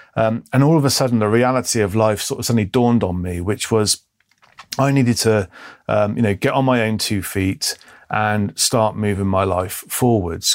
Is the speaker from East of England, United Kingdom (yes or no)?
no; Bristol, South West England, United Kingdom; I was born in Bristol, uh, in the early seventies